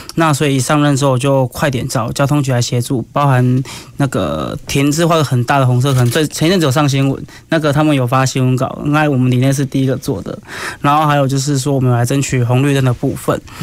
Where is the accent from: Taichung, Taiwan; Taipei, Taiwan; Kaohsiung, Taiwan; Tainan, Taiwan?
Kaohsiung, Taiwan; 也希望说，呃，我们能为我们的家乡多做点事情，所以我就选择了，呃，出来选里长这条道路